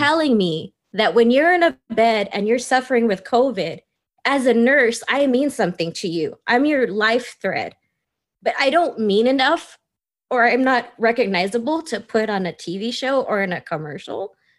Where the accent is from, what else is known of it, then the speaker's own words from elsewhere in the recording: United States; I grew up Filipino American